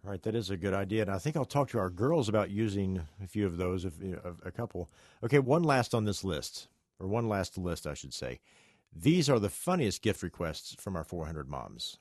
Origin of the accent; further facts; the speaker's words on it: West Virginia, United States; I'm from West Virginia.